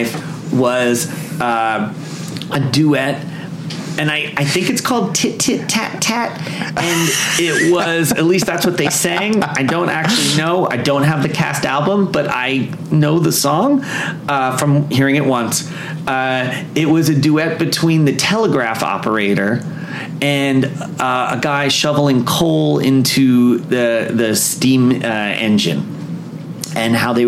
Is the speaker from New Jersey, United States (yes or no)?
yes; New Jersey, United States; now in Los Angeles, United States; When I grew up in New Jersey